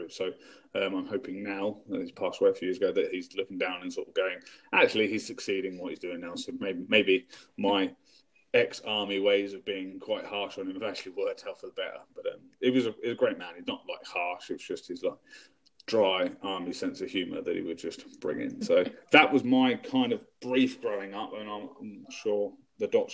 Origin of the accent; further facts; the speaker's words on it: England, United Kingdom; I am English. So I'm UK.